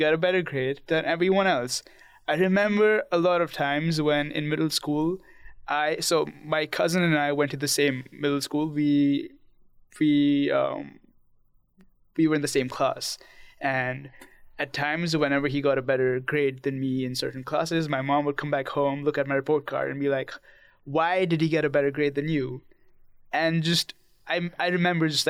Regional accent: India; I'm from India

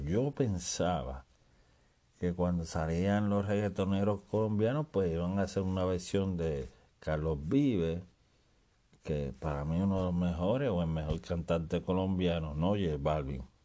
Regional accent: Puerto Rico; yo oía palabras que las mencionamos solamente los puertorriqueños

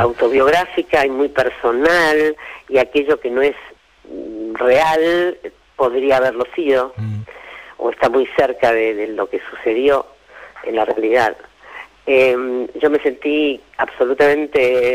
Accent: Argentina; como somos argentinos

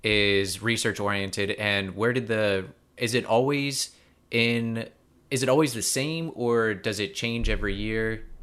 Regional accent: United States; as someone coming from the US

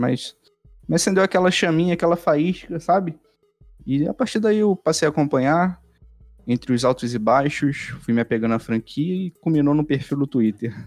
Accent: Rio de Janeiro, Brazil; accent: carioca; tanto eu quanto o Lucas, nós somos cariocas

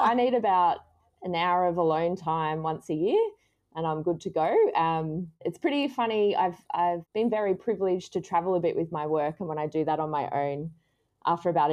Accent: Canberra, Australian Capital Territory, Australia; now in Sydney, Australia; I grew up in Canberra in a Christian home

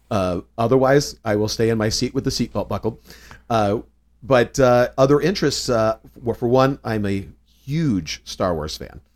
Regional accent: Southern California, United States; also born or lived in North Carolina; I was born actually in North Carolina, but only lived there for a few years. Uh, so largely raised in Southern California.

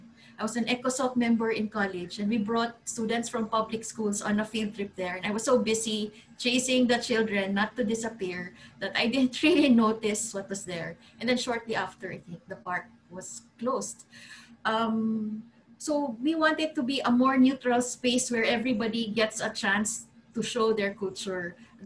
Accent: Cebu City, Central Visayas, Philippines; I grew up in Cebu.

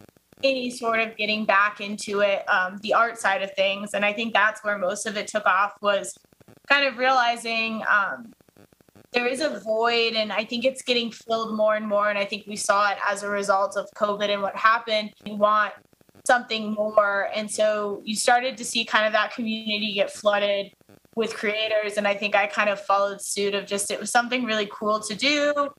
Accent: Colorado, United States; And then just kind of being like a native from Colorado and kind of wanting that attachment while I was away from Colorado to always kind of cheer for Colorado sports teams.

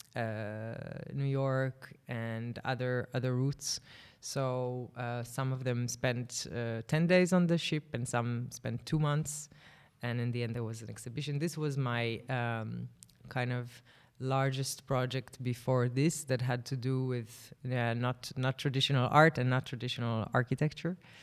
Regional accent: Tel Aviv, Tel Aviv District, Israel; Tel Aviv is my hometown

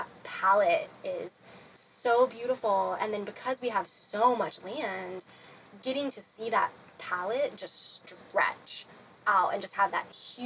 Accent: Kansas, United States; I grew up in Kansas, so to me, it's just home.

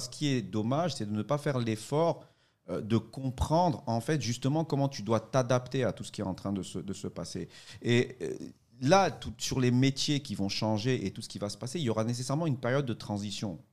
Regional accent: Côte d’Ivoire; moved away; je suis euh, de Côte d'Ivoire, hein, je suis ici

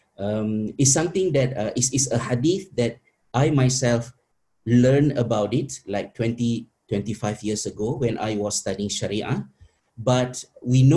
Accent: Malaysia; moved away; my fellow teachers back in my home country in Malaysia

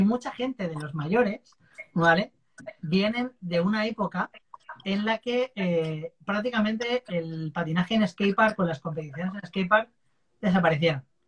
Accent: Valencia, Valencian Community, Spain; yo soy de Valencia

